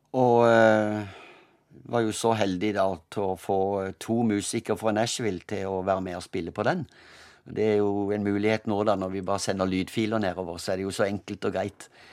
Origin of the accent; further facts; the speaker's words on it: Kristiansand, Agder, Norway; also born or lived in Søgne; jeg er født i Søgne utenfor Kristiansand